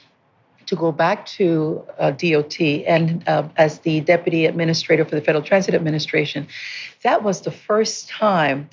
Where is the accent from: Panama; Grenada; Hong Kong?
Panama; moved away as an adult; also born or lived in Peoria, Illinois, United States; now in California, United States; I was born and raised in Panama.